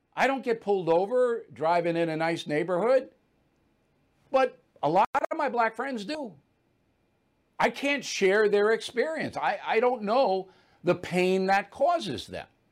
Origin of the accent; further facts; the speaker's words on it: Levittown, New York, United States; moved away; I came from Levittown. There's not a lot of white privilege in Levittown. All right, if, if you had walked into my house Three bedroom, one bath, no air conditioning, as modest